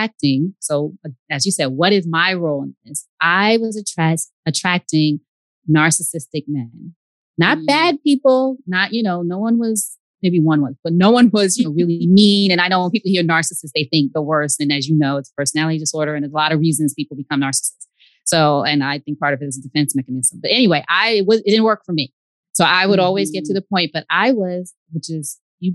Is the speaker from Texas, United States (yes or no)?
no; New York, United States; now in Georgia, United States; I'm from New York. He's from New York. We're both here in Georgia.